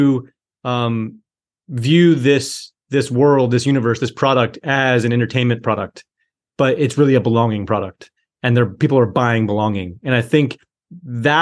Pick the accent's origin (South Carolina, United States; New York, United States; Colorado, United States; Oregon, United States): Colorado, United States; just outside of Boulder; I grew up in Colorado, just outside of Boulder, Colorado